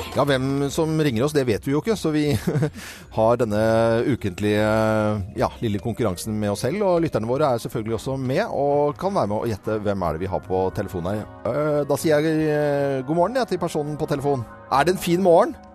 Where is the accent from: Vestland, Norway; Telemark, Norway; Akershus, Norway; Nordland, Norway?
Vestland, Norway; Voss; jeg er jo vossing